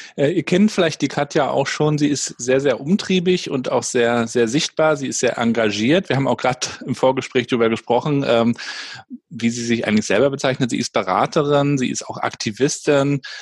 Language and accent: German; Rostock, Mecklenburg-Vorpommern, Germany; bei uns in Rostock